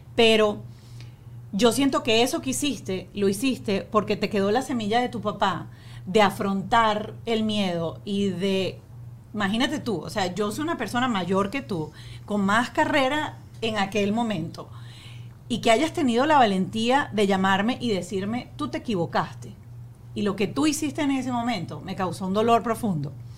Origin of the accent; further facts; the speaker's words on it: Venezuela; nosotros crecimos en Venezuela